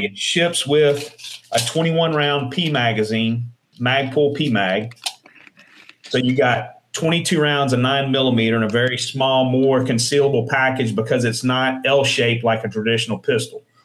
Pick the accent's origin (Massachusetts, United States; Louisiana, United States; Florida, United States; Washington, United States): Louisiana, United States; New Orleans; moved away as an adult; also born or lived in Shreveport, Louisiana; now in Ruston, United States; I was born in Shreveport, and then I lived in uh, in New Orleans uh, until I enlisted